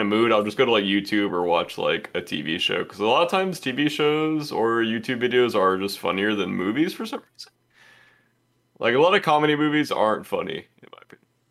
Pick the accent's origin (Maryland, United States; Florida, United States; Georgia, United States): Georgia, United States; I'm from Georgia, so they didn't teach us anything.